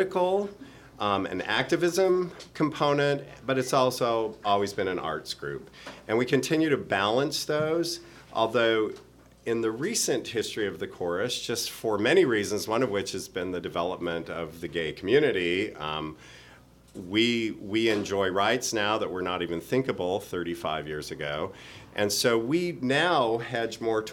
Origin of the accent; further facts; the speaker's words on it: Washington, District of Columbia, United States; also born or lived in Salt Lake City, Utah; now in Portland, United States; I grew up in Washington